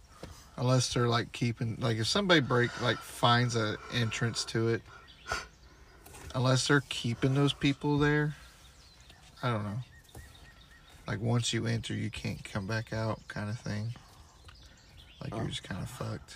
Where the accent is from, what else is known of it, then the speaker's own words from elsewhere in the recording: Oklahoma, United States; I'm from Oklahoma out in the boom fucks in Oklahoma